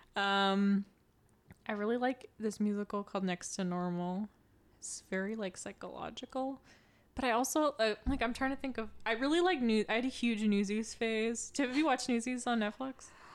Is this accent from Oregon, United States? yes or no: yes; Oregon, United States; we're from Oregon